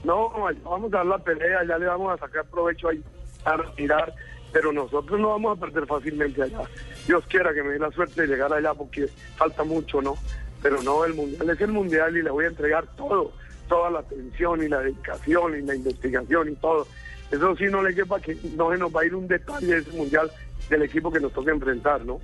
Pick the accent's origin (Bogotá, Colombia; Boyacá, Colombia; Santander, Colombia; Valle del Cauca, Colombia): Santander, Colombia; moved away; Tengo mi carácter mi raza santanderiana